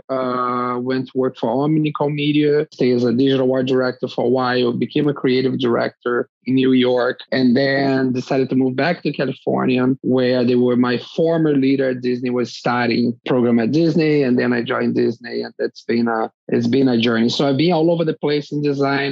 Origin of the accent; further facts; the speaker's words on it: Brazil; moved away as an adult; I'm from Brazil originally. That's where I started my career